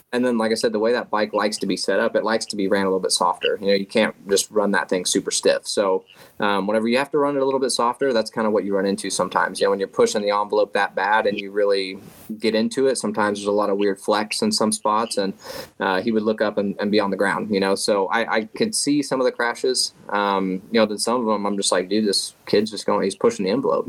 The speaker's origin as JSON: {"language": "English", "region": "Oklahoma", "country": "United States", "said": "I'm from Oklahoma"}